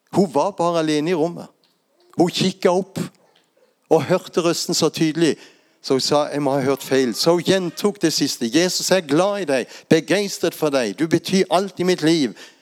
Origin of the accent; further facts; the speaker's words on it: Lindesnes, Agder, Norway; Jeg vokste opp der på Lindesnes og er vant til å stå i blåsten